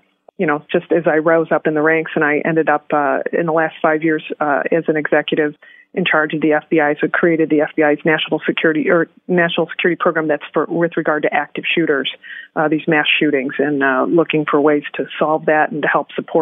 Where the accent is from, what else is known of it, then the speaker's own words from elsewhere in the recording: Detroit, Michigan, United States; moved away; also born or lived in Chicago / Milwaukee; I was born in Detroit, hurrah, and worked in Chicago as a prosecutor